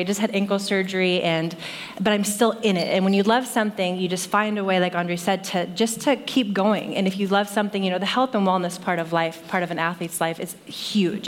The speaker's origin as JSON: {"language": "English", "town": "Saratoga", "region": "California", "country": "United States", "tie": "born or raised there", "said": "I grew up in Saratoga, just down um, South Bay."}